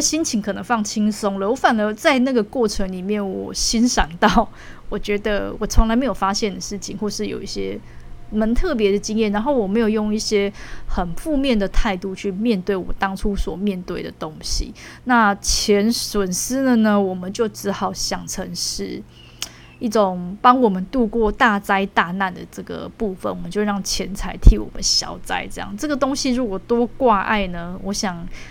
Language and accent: Chinese; Taiwan; 生为台湾人的骄傲